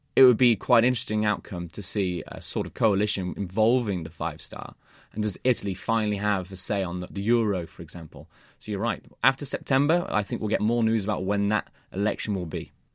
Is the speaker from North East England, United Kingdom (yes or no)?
no; Birmingham, West Midlands, United Kingdom; moved away; I'm going to watch a football game in my hometown.